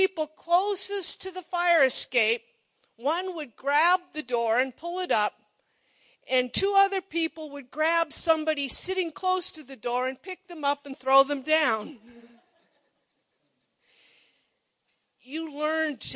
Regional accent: Monroe, United States; I grew up in Monroe, little town

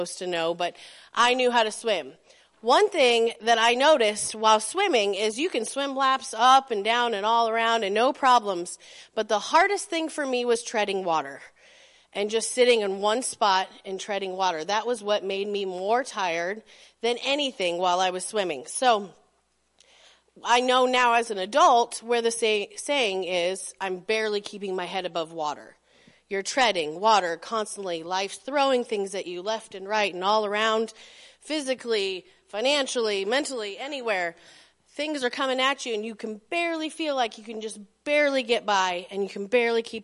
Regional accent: Belden, Nebraska, United States; I grew up in Belden

